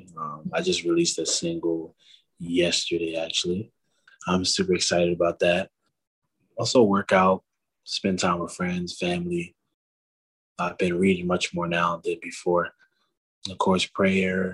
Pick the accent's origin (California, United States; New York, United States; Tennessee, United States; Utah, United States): California, United States; Oakland; I was born in Oakland, California